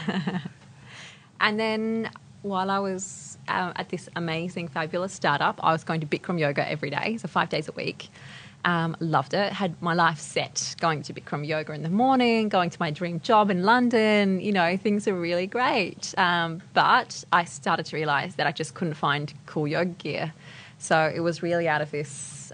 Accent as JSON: {"language": "English", "town": "Adelaide", "region": "South Australia", "country": "Australia", "tie": "born or raised there", "moved": "yes", "said": "I grew up in Adelaide, so a little bit far"}